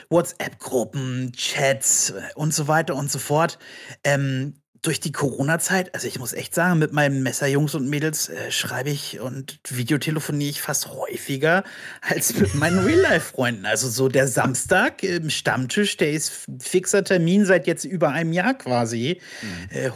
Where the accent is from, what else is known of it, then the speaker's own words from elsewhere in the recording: Brandenburg an der Havel, Brandenburg, Germany; Hier aus Brandenburg. Ach, was? Ich auch. Wie? Aus welcher Stadt? Ja, Brandenburg an der Havel. Oh mein Gott, ich auch.